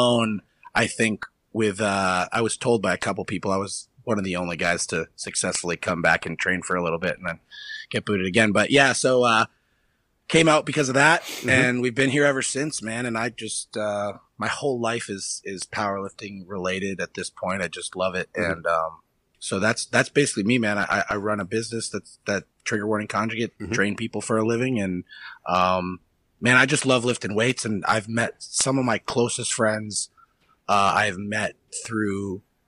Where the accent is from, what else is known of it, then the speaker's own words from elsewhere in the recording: New Hampshire, United States; moved away as an adult; now in Ohio, United States; I grew up in New Hampshire my whole life